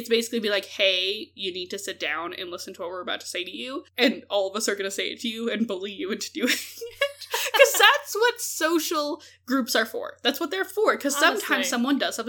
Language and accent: English; Canada; we're Canadian